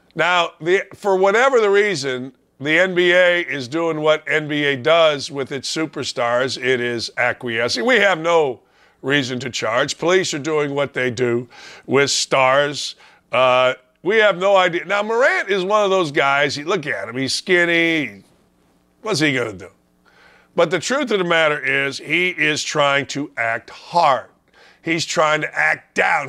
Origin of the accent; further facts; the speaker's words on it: Gary, Indiana, United States; I grew up in Northwest Indiana, Gary, Indiana.